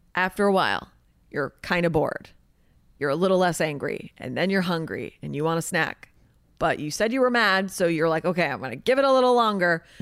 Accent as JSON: {"language": "English", "area": "the Valley", "region": "California", "country": "United States", "said": "I'm from the valley"}